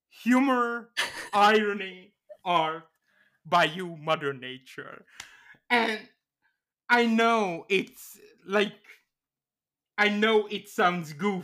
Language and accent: English; Canada; As a Canadian, I assure you, Dildo is a real town.